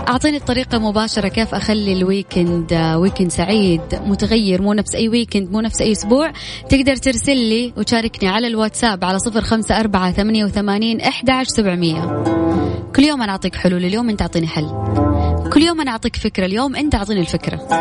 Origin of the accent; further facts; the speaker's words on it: Saudi Arabia; هنا عندنا في السعودية